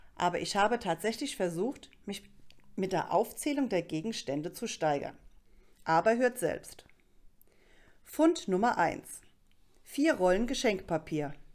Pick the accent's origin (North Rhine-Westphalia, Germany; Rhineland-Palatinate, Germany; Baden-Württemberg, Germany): Rhineland-Palatinate, Germany